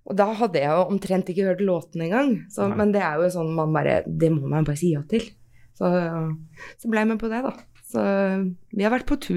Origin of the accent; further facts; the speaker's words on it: Norway; Vi er nordmenn, ikke sant, så vi, blir, litt, vi blir litt sånn, da.